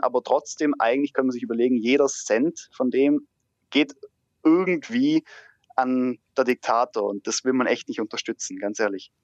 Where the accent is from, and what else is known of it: Germany